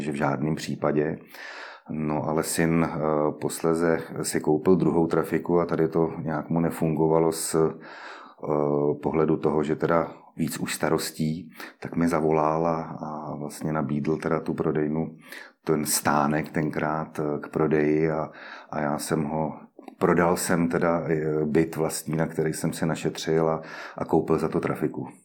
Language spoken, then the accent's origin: Czech; Liberec, Liberec Region, Czechia; u nás v Liberci